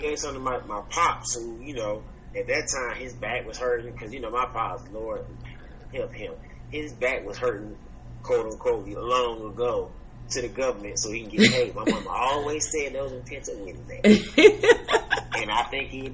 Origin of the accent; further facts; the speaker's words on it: Georgia, United States; I'm in Georgia. I'm from Georgia.